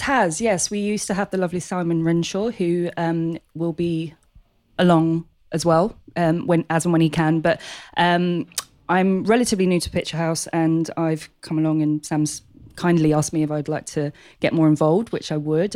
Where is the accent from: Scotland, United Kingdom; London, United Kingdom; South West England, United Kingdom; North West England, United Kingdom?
London, United Kingdom; born and bred in Hackney.